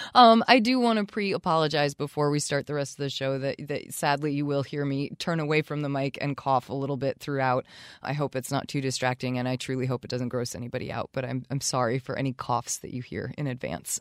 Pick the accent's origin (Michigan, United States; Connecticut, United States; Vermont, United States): Vermont, United States; Charlotte; also born or lived in Burlington, Vermont; I no longer live in my hometown of Charlotte, where they do still hold town meeting